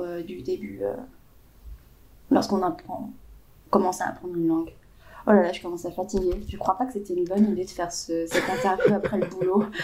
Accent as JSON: {"language": "French", "country": "France", "said": "je suis française"}